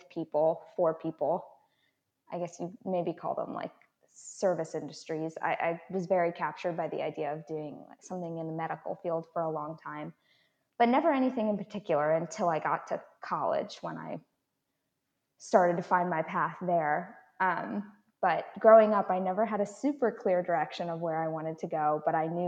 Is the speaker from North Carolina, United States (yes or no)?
no; Baltimore, Maryland, United States; I grew up in Baltimore, in the county